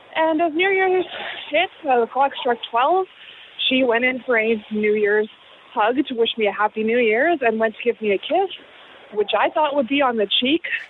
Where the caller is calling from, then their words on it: Austin, Texas, United States; I'm calling from Austin, Texas.